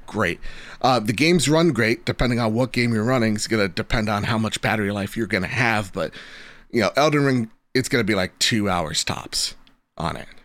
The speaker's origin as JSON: {"language": "English", "region": "New Jersey", "country": "United States", "said": "I'm from Jersey."}